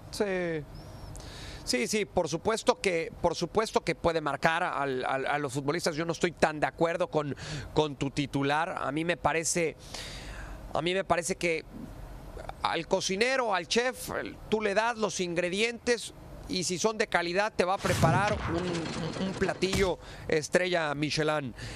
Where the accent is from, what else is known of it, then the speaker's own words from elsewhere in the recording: Mexico; yo primero soy mexicano